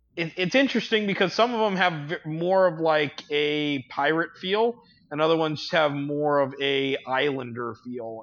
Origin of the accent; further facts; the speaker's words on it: Hawaii, United States; I grew up in Hawaii.